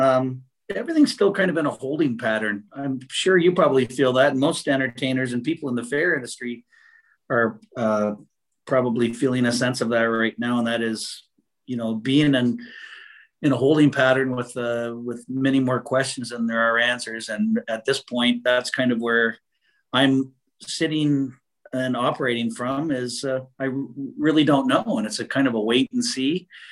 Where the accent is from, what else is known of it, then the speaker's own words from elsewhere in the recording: Canada; living this far north and being a Canadian